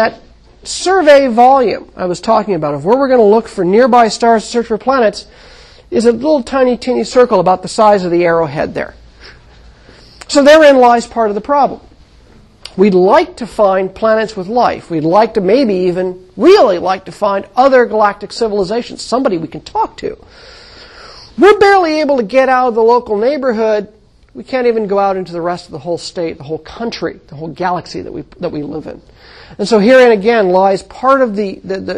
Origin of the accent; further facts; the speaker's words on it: United States; moved away; When I was growing up in the Mojave Desert, I could see the Milky Way out of my backyard